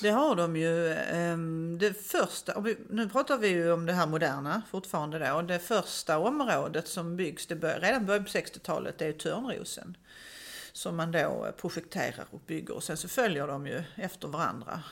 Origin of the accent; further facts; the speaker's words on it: Malmö, Skåne, Sweden; Jag kommer själv från Söderkulla som ju är ett sådant område.